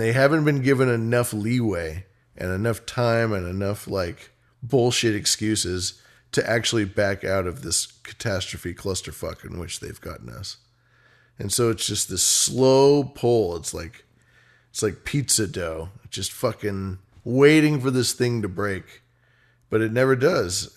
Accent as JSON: {"language": "English", "region": "California", "country": "United States", "said": "as a Californian"}